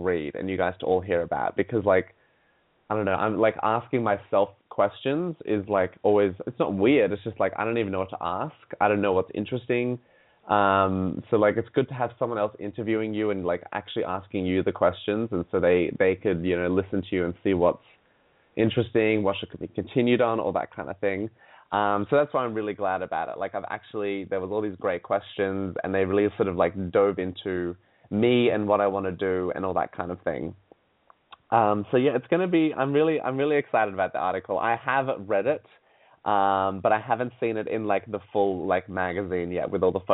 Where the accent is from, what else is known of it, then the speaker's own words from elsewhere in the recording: Sydney, New South Wales, Australia; I grew up in Sydney, Australia.